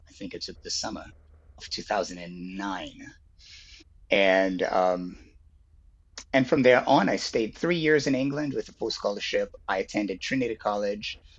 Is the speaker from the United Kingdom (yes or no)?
no; Rio de Janeiro, Brazil; I was born in Brazil. I was born in Rio